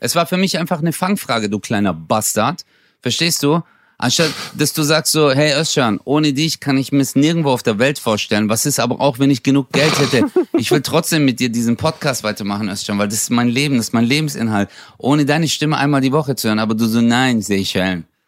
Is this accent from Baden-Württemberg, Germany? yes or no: yes; Stuttgart, Baden-Württemberg, Germany; Ich bin zwar in Stuttgarthausen aufgewachsen, aber die Gegend drumherum ist halt schon idyllisch